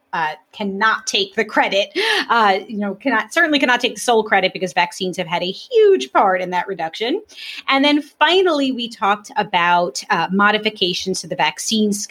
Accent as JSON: {"language": "English", "town": "New York City", "region": "New York", "country": "United States", "tie": "born or raised there", "said": "I grew up in Brooklyn"}